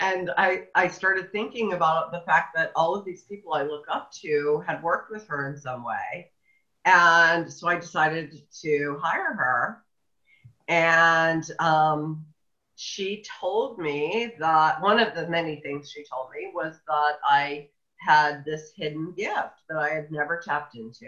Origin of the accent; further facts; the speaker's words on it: central Illinois, United States; moved away as an adult; now in Oregon, United States; I was in central Illinois